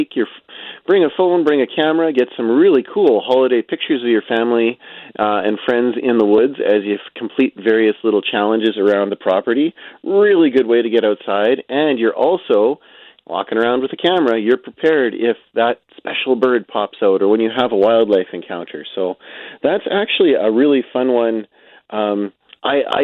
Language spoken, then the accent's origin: English; Pinawa, Manitoba, Canada; I grew up in Pinawa, so we would go to our local Yo-Yo Hill.